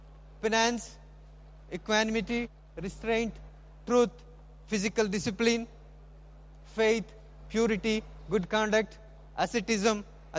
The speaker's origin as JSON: {"language": "English", "country": "India", "said": "So we being Indian vegan, we try to avoid that possession."}